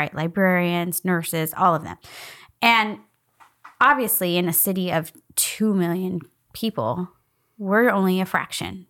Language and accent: English; United States; I was born in the United States.